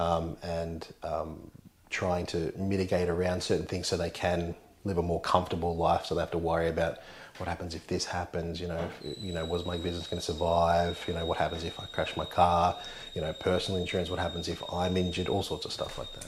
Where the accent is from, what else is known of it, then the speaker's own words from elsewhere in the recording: Urunga, New South Wales, Australia; also born or lived in Tweed Heads; I grew up in Urunga, which is not far from here. Went to Bellingen High School locally